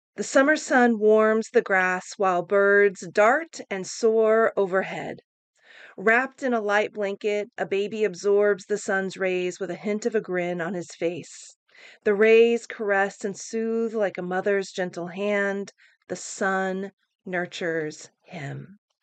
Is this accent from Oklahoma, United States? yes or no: yes; Oklahoma, United States; now in San Francisco, United States; growing up in Oklahoma.